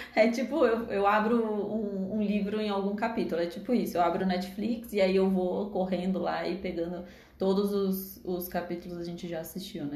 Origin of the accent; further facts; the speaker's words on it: Brazil; a gente é daqui do Brasil